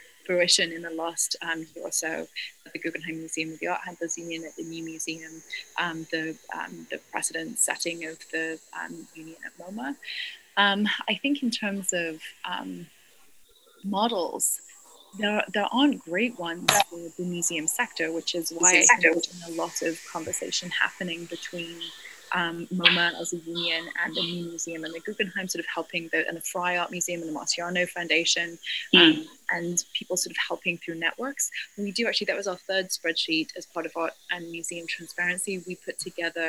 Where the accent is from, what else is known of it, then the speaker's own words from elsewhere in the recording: Scotland, United Kingdom; now in United States; I come from Scotland, where you basically join a union at birth